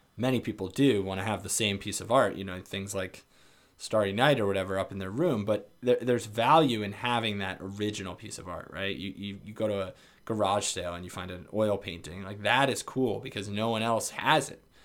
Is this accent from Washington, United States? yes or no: no; New York area, United States; moved away; growing up in the New York area